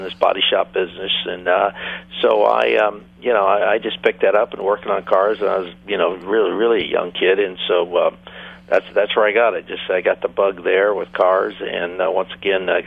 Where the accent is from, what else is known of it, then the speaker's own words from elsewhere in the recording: Los Angeles, California, United States; growing up in the San Fernando Valley